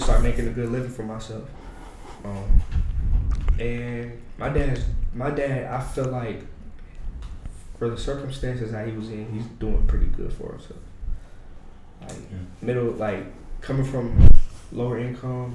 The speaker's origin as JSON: {"language": "English", "town": "Englewood", "region": "Ohio", "country": "United States", "tie": "born or raised there", "said": "From Dayton, Ohio. And if you want to get specific, I'm from Englewood"}